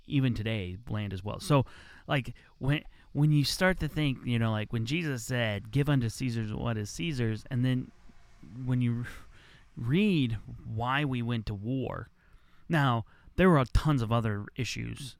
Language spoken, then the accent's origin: English; United States; as an American